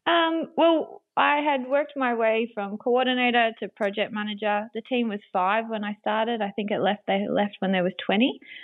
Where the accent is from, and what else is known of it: Griffith, New South Wales, Australia; born or raised there; also born or lived in Sydney